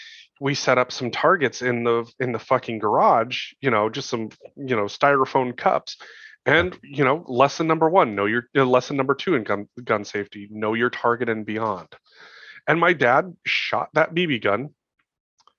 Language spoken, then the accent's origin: English; Montana, United States; I grew up in Montana.